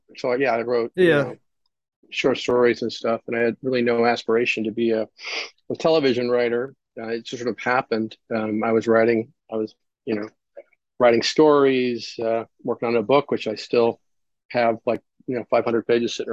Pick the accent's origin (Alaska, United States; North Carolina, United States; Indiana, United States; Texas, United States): Indiana, United States; Munster; I grew up, in a town called Munster, Indiana